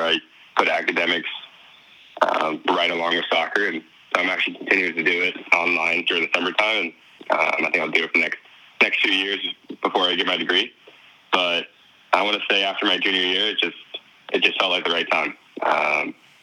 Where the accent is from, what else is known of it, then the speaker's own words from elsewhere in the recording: San Jose area, California, United States; my parents live about 45 minutes north of San Jose